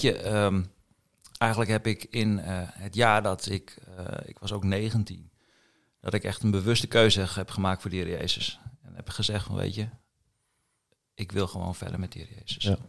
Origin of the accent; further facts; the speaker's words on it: Assen, Drenthe, Netherlands; moved away as an adult; also born or lived in Kampen; ik ben eh, geboren in Assen. 24 oktober 1975.